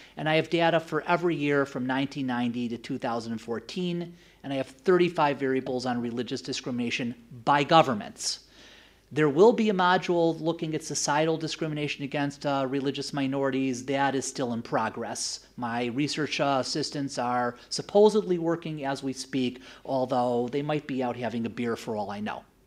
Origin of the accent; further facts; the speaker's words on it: United States; moved away; I am originally from the US